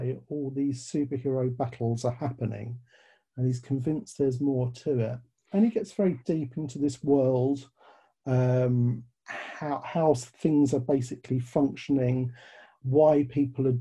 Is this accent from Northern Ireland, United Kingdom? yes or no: no; London, United Kingdom; accent: British; you may tell from the accent, I'm British. I was born in London.